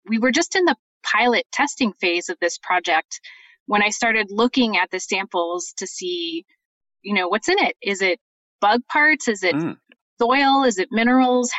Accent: British Columbia, Canada; moved away as an adult; also born or lived in Montreal, Canada / Boulder, Colorado, United States; now in Utah, United States; I was born in Montreal, and then my family moved to British Columbia, where I did finished my first two degrees at Simon Fraser University

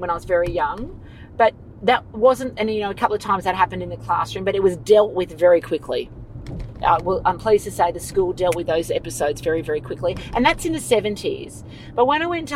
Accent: Sydney, New South Wales, Australia; I grew up on Bidjigal country, Darawal land out near La Perouse, Matraville

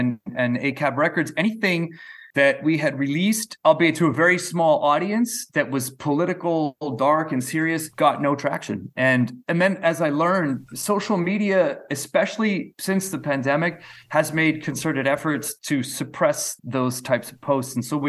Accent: Canada; as a Canadian brought up in the 20th century, like all of that seemed like almost fictitious to me.

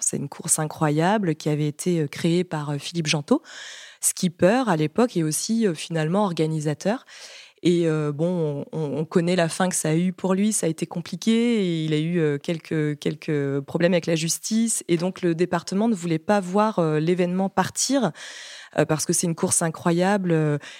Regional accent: Brittany, France; je suis bretonne

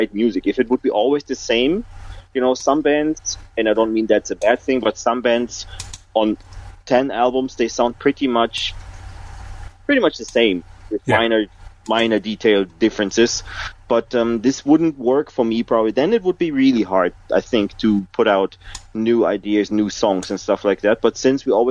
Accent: Essen, North Rhine-Westphalia, Germany; I was in Essen, that's my hometown, at least now my hometown

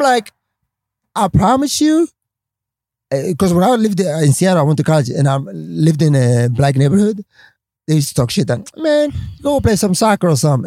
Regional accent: Stockholm, Stockholm County, Sweden; English is a second language; moved away as an adult; also born or lived in Somalia / Washington / Los Angeles; that's how we grew up in Stockholm, Sweden

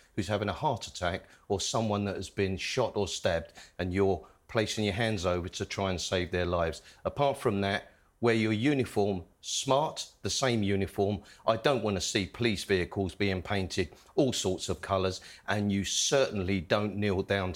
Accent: Wembley, London, United Kingdom; When I grew up in Wembley

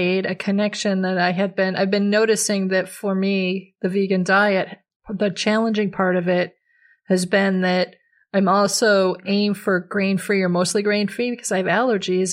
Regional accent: Minnesota, United States; moved away as an adult; now in Pacific Northwest, United States; I grew up in Minnesota, so it was a very different place

